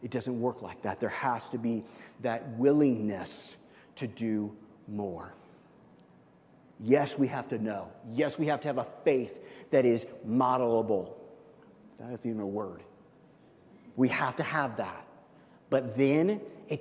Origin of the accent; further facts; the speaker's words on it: Midwest, United States; I'm from the Midwest